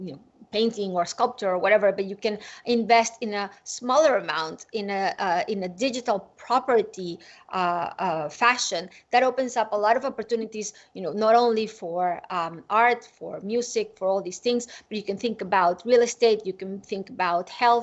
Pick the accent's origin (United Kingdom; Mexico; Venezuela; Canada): Venezuela; I grew up in Venezuela